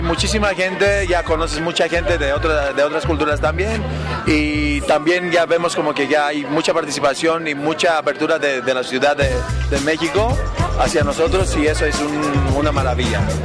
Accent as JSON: {"language": "Spanish", "country": "Greece", "said": "es Grecia mi país de origen."}